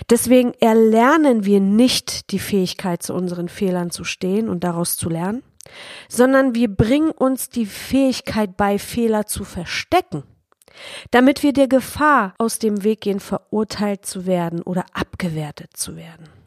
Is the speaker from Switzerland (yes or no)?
no; Poland; besonders in Deutschland, auch in Polen, wo ich groß geworden bin